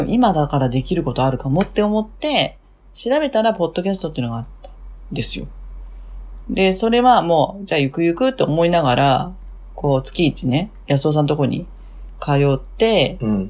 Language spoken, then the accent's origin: Japanese; Fukuoka, Japan; now in Tokyo, Japan; 福岡の博多です。はい。はい。で、今は東京ですね。